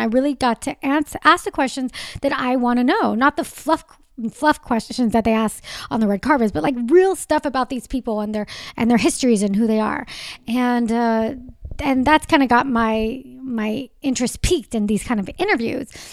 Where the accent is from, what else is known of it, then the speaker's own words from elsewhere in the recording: Southern California, United States; I born and raised in Southern California.